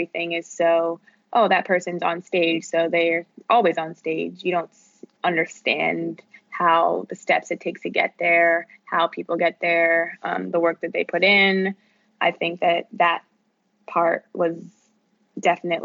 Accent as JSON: {"language": "English", "area": "outside of Philadelphia", "region": "Pennsylvania", "country": "United States", "tie": "born or raised there", "said": "I grew up just 30 minutes outside of Philadelphia."}